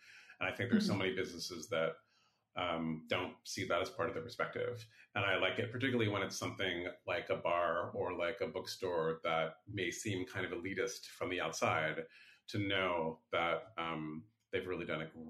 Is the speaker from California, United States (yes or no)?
yes; San Francisco, California, United States; growing up here when I was a kid, I grew up near West Portal. And then when I was in my early 20s, I lived in the Mission and near Buena Vista Park.